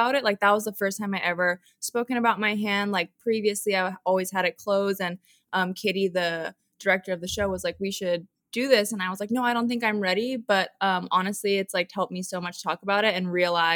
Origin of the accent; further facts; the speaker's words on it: Hawaii, United States; Hawaii and like how I grew up.